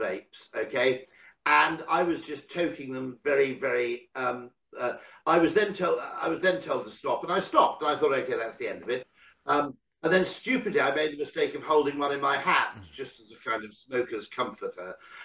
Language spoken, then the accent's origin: English; United Kingdom; as a Brit